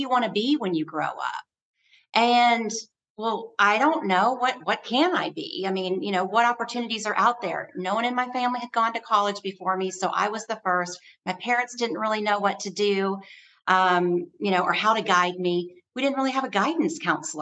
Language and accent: English; Illinois, United States; now in Columbus, United States; I am originally from Illinois, grew up in a small little farm town